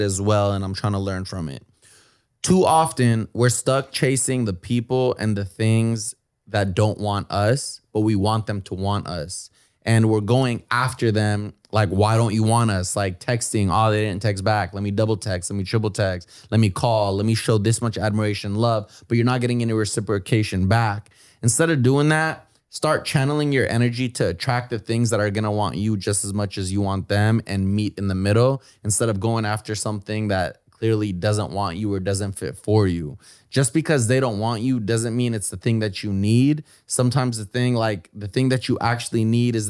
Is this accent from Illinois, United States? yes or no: no; Bay Area, California, United States; I'm from the Bay Area